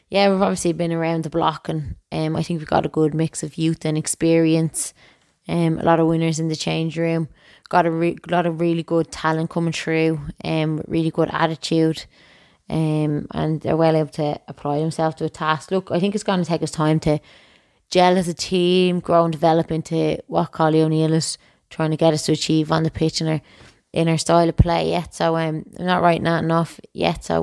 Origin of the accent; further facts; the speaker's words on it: Enniskerry, Leinster, Ireland; So I'm obviously from Enniskerry. Um, my brother played football. He's a year and a half older than me.